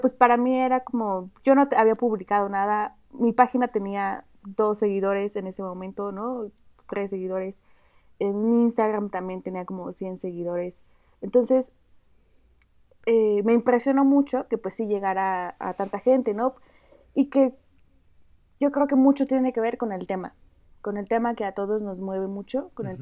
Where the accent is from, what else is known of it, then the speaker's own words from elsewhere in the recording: Oaxaca, Mexico; Yo soy originaria de Oaxaca